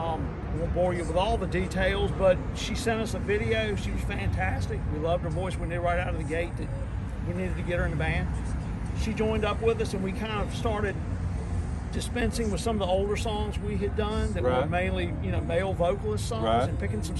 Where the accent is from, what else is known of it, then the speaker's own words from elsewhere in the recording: Lynchburg, Virginia, United States; I've been here my whole life, pretty much.